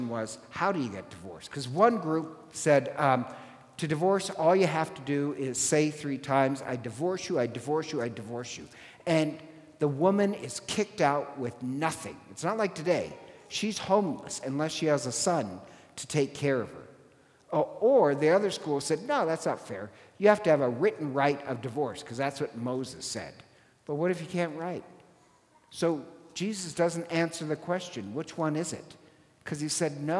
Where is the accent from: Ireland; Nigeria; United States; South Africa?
Ireland; I'm Irish